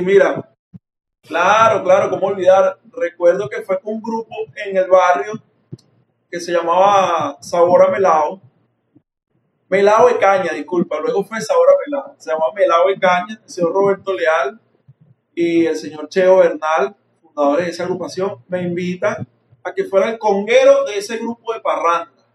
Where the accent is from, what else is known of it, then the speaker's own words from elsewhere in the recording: San Mateo, Aragua, Venezuela; also born or lived in La Victoria, Aragua; Me crié en el pueblo de San Mateo